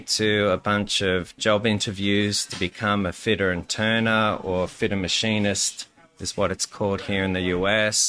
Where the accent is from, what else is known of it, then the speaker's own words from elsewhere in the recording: Sydney, New South Wales, Australia; moved away as an adult; also born or lived in Kansas; now in Lawrence, United States; from Sydney, Australia. And I've been in Kansas for, I guess, 14 going on 15 fun-filled years. Yeah, I sort of grew up in a blue-collar area.